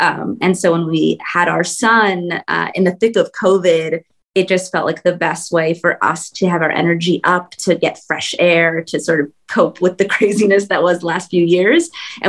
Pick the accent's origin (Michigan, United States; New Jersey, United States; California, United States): California, United States; Southern; also born or lived in Bay Area; Yeah, I grew up in Southern California.